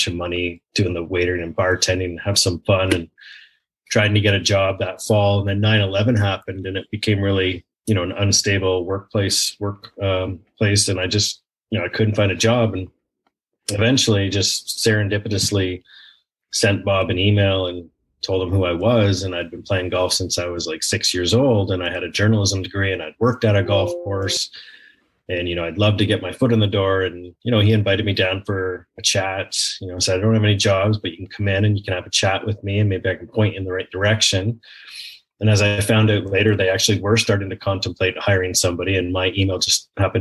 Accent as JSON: {"language": "English", "town": "Blackstock", "region": "Ontario", "country": "Canada", "tie": "born or raised there", "said": "my hometown of Blackstock, Ontario, outside Port Perry, Ontario"}